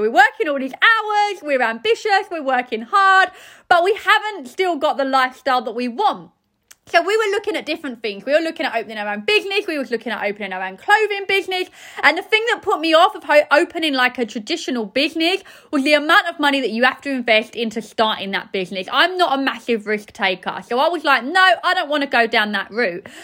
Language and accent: English; Essex, East of England, United Kingdom; I'm from Essex